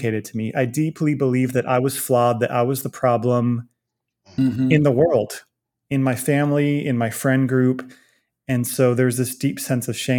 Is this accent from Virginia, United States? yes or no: yes; Virginia Beach, Virginia, United States; now in Dallas, United States; I grew up in Virginia Beach, Virginia